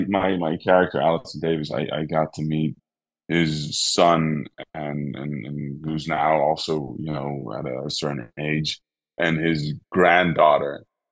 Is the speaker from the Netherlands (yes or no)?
yes; Netherlands; accent: Dutch; English is a second language; But still, my Dutch accent comes out sometimes when I speak in German, I guess.